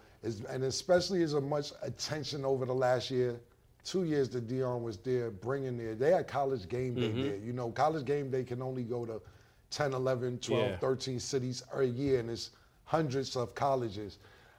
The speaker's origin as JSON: {"language": "English", "country": "Canada", "said": "That's how I walk around. I'm from Canada."}